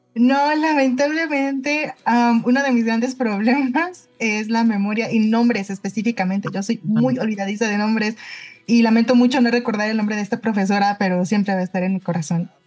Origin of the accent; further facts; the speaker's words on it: Mexico City, Mexico; Yo soy de la Ciudad de México, aquí nací, crecí